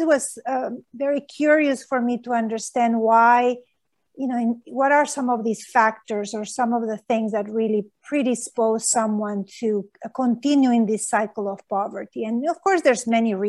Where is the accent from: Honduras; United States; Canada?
Honduras; moved away; I grew up in Honduras